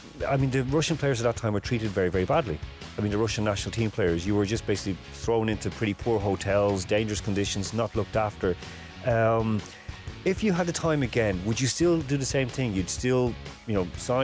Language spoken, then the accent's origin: English; Ireland; I'm Irish